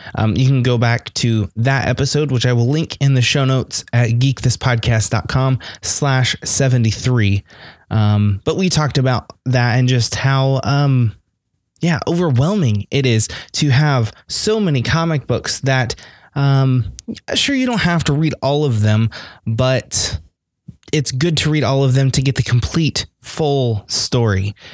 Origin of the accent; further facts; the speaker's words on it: United States; I'm American